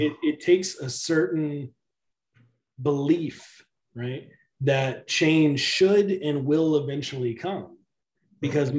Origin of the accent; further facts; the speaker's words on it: the South, United States; I grew up in the South in the in a predominantly African American community